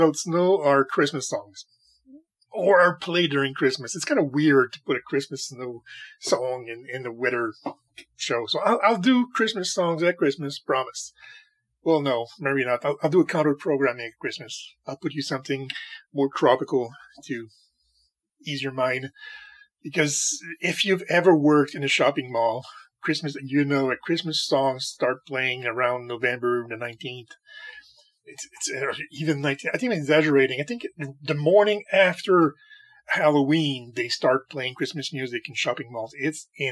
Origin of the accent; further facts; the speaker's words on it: Canada; When I was a kid, in the 1980s, I used to play hockey a lot because, God damn it, I'm a Canadian.